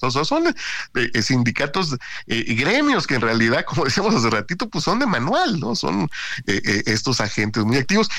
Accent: near Minatitlán, Veracruz, Mexico; en Minatitlán, ahí cerquita de mi pueblo

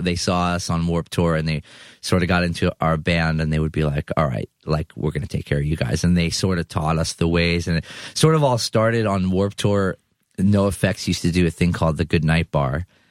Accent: New York City, New York, United States; I'm from Eastern Queens

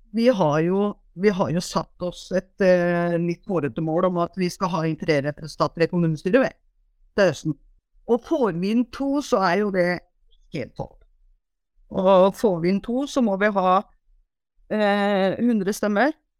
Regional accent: Porsgrunn, Telemark, Norway; also born or lived in Trøndelag / Hitra; now in Gjerstad, Norway; født og oppvokst i Porsgrunn

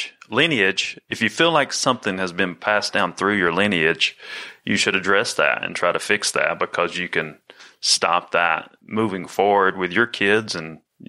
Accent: Candler, North Carolina, United States; also born or lived in New Jersey; I was born in Candler, North Carolina. You know, and live there and then live, you know, went back and forth from there to New Jersey my whole life.

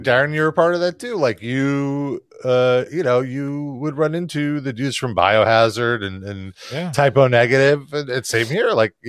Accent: Coney Island, New York, United States; I grew up near Coney Island.

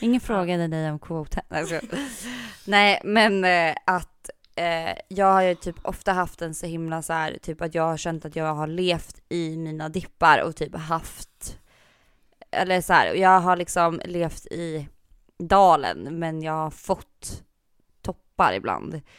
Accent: Gotland, Sweden; jag är gotlänning

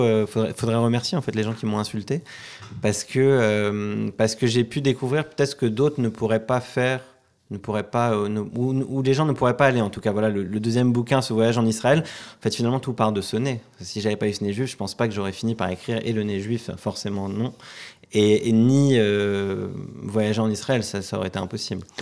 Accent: Paris, Île-de-France, France; moved away as an adult; also born or lived in Lebanon; Je suis né et j'ai grandi à Paris

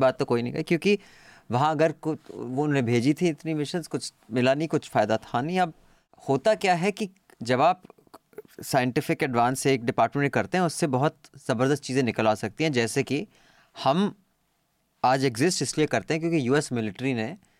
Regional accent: Dehradun, Uttarakhand, India; मैं देहरादून में पला बड़ा हूँ सेवेंटीज़ और एट्टीज़ में

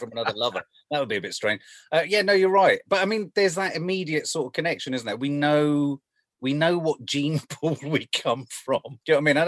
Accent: London, United Kingdom; also born or lived in Birmingham; so I came from Birmingham down to London, living in an area of London, which is weird because whenever I talk about where I grew up, everyone now goes, oh, you must be a posh kid because you came from Blenheim Crescent

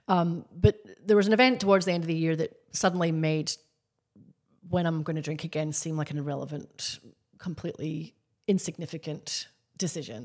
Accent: Scotland, United Kingdom; now in Australia; I grew up in Scotland. Very big drinking culture. I live in Australia.

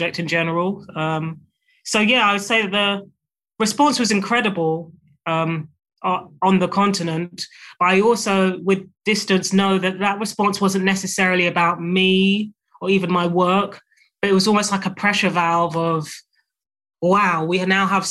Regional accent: United Kingdom; being a British author

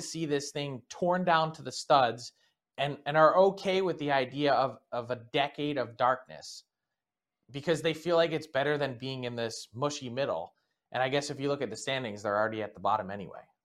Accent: Philadelphia, Pennsylvania, United States; my hometown

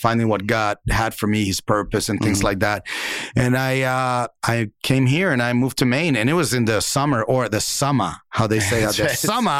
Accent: Dominican Republic; born or raised there; moved away

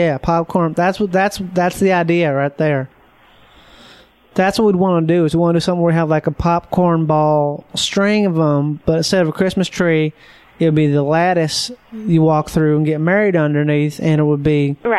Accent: Minnesota, United States; moved away; I'm from Minnesota, but you're like more Minnesotan than I am. I'm not much of a Minnesotan. I'm kind of like a bad Minnesotan. I'm sort of like I grew up there.

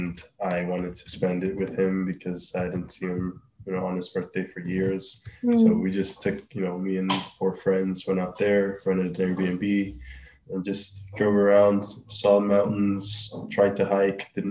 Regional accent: Nigeria; moved away as an adult; now in Canada; I'm from Nigeria originally

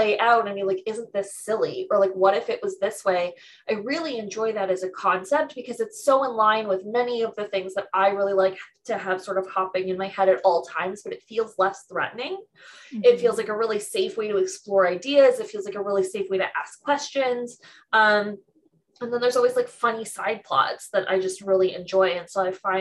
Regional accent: Canada; I'm Canadian

